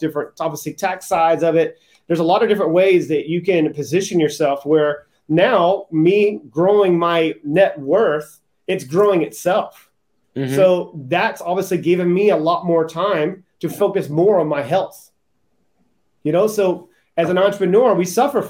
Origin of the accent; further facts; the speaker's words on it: Charleston, South Carolina, United States; I grew up in Charleston, South Carolina